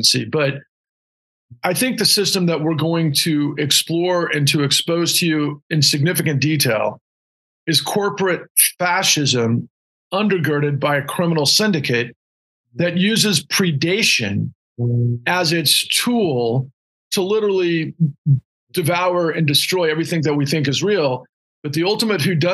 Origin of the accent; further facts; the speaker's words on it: Houston, Texas, United States; also born or lived in Austin, Texas; I grew up in Houston.